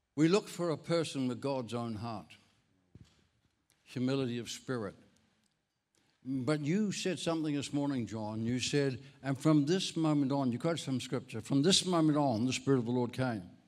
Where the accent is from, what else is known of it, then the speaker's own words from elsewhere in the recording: Ireland; moved away; I'm Irish. I was actually born in Ireland